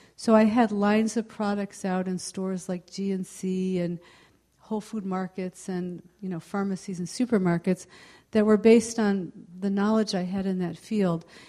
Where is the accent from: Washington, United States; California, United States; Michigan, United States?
California, United States; Palo Alto; I am from the uh, mid peninsula, I'm from the Palo Alto area